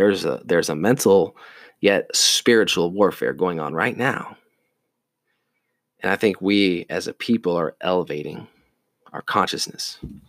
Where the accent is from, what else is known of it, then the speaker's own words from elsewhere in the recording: the South, United States; You know, I grew up in the military. I grew up in the South.